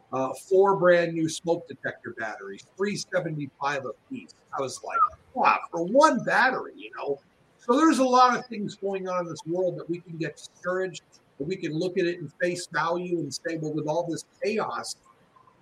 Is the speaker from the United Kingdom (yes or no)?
no; Los Angeles, California, United States; also born or lived in Chicago; now in Tennessee, United States; I was originally from Los Angeles